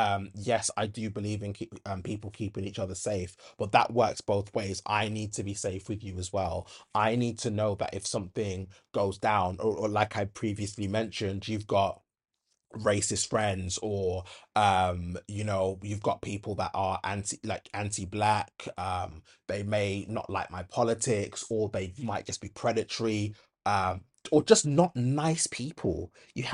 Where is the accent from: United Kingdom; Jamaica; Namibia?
United Kingdom; Handsworth, West Midlands; It really reminds me of like when I was growing up in Handsworth, and you'd get like these white women that would make racist remarks